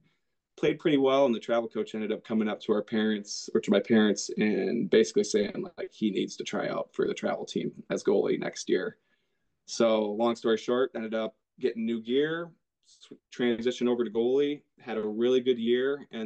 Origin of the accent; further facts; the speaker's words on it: Bettendorf, Iowa, United States; So growing up in Iowa, obviously hockey's not a prominent sport. Not a lot of ice down here.